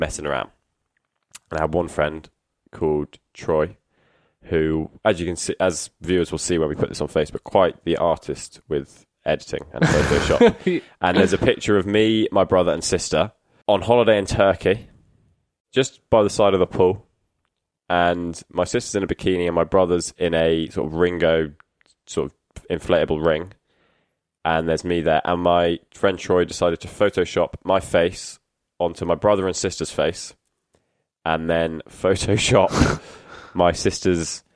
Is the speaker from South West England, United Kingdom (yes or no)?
yes; Exmouth, South West England, United Kingdom; born or raised there